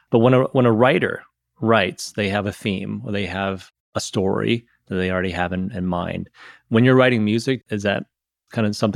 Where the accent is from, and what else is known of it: Midwest, United States